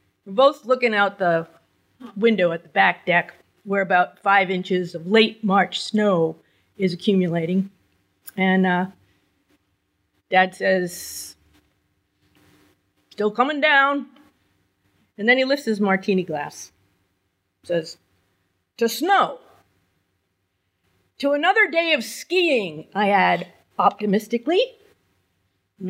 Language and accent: English; New Hampshire, United States; I was born and raised in New Hampshire. I never left